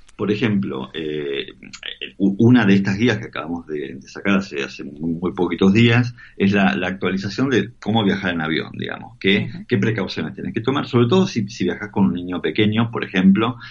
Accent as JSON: {"language": "Spanish", "country": "Argentina", "moved": "yes", "said": "nosotros como argentinos"}